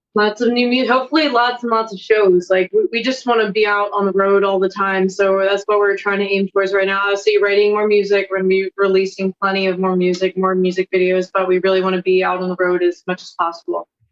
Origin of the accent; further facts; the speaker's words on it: Lancaster County, Pennsylvania, United States; I'm from Lancaster County